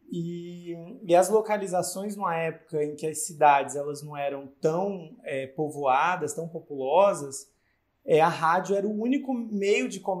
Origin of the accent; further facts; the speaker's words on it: Acre, Brazil; also born or lived in Rio Grande do Norte; lá no Acre, né, é onde eu cresci